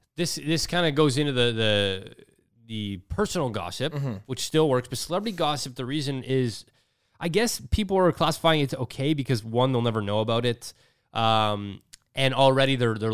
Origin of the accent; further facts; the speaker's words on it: Mississauga, Ontario, Canada; Growing up as a kid, I used to skateboard at the post office. That's like literally what I did in Streetsville.